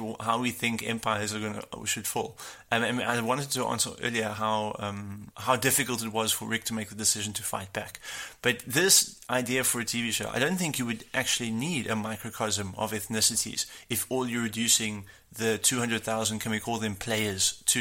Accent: South Africa

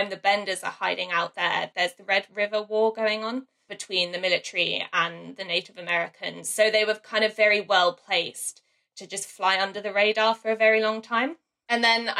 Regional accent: London, United Kingdom; I grew up in the London suburbs

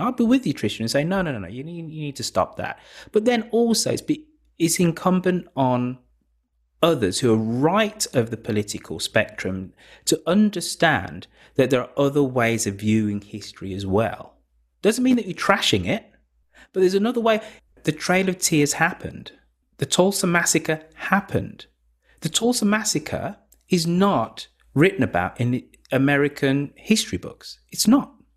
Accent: United Kingdom; a proud Brit of, uh, oh. of, Jamaican parents

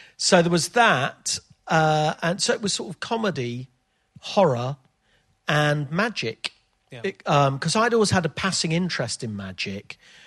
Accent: Leicester, East Midlands, United Kingdom; I was brought up in Leicester, but all my family, parents, grandparents, extended family, were all from Leeds.

